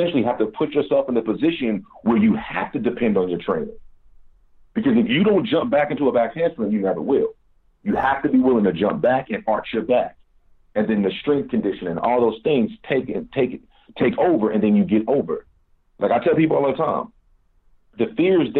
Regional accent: Kansas City, Missouri, United States; moved away as an adult; also born or lived in Washington, D.C. / Maryland; I was born and raised in Kansas City, Missouri

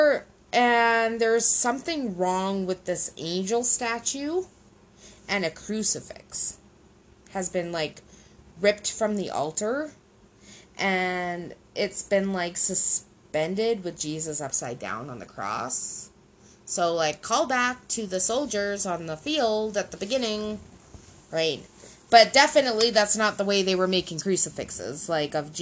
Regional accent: Canada; English Canadian

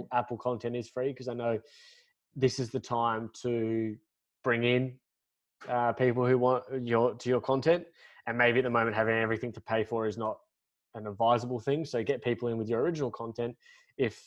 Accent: Australia; we're Australian

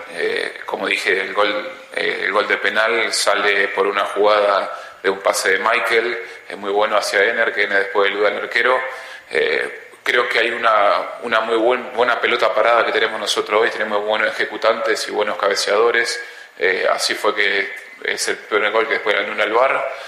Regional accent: Ecuador; Acá somos todos ecuatorianos

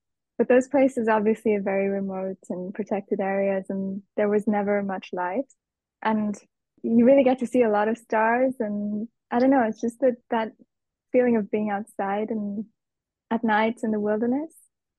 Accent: Nairobi, Kenya; In Nairobi. It's the capital city. So it's very much a city, and it's very life-oriented.

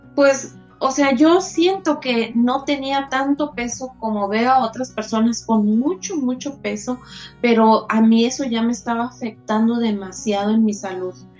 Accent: Chiapas, Mexico; moved away as an adult; now in Ciudad Juárez, Mexico; yo soy de Chiapas y radico ya desde hace como 32 años aquí en Ciudad Juárez

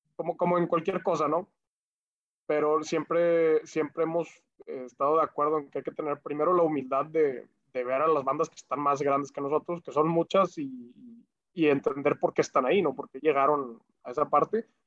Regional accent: Monterrey, Nuevo León, Mexico; Nosotros ahí somos orgullosamente regios

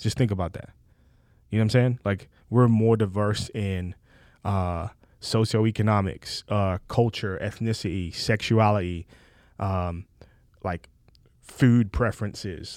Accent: England, United Kingdom; moved away; I'm from England

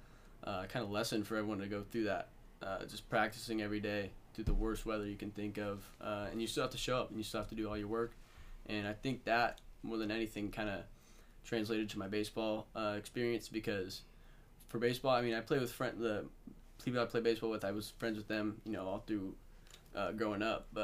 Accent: Vancouver, Washington, United States; I'm from Vancouver, Washington. Born and raised

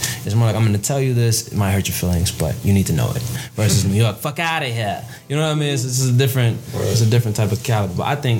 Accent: Tanzania; Nah, we're not fucking Ethiopian, motherfucker. I'm from Tanzania.

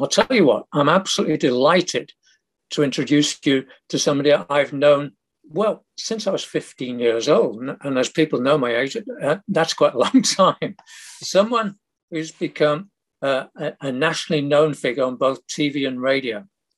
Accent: Manchester, North West England, United Kingdom; my home city of Manchester

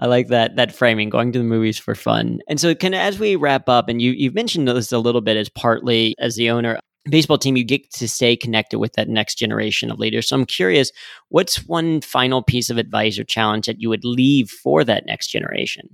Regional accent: Cincinnati, Ohio, United States; as a Cincinnati native growing up on the Reds

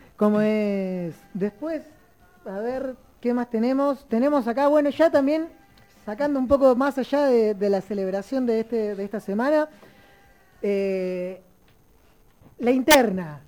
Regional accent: Río Gallegos, Santa Cruz, Argentina; moved away; que es Río Gallegos, que es de donde vengo

